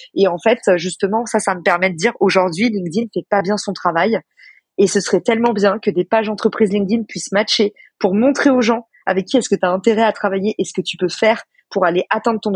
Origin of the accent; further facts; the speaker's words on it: France; also born or lived in United States; quand on est français